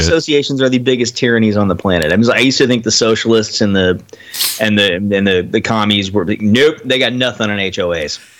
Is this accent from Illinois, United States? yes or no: no; Austin, Texas, United States; the neighborhood where I was growing up in Austin